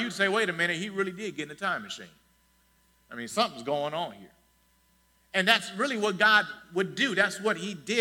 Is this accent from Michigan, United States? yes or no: yes; Detroit, Michigan, United States; also born or lived in Ann Arbor, Michigan; I grew up here. I was born in Henry Ford Hospital, 10 minutes from here, maybe 10 minutes